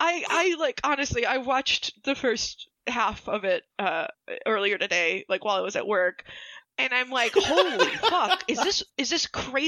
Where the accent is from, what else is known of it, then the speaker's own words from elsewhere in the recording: New York, United States; I'm from New York